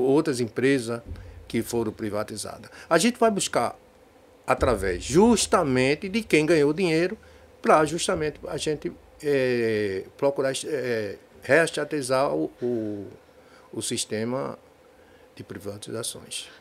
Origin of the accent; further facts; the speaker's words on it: Recife, Pernambuco, Brazil; also born or lived in Olinda; now in Jaboatão dos Guararapes, Brazil; Eu sou nascido em Recife, sou, depois de muitos anos fui morar em Olinda. E depois, agora, estou morando há muito, 20 anos em Jaboatão dos Guararapes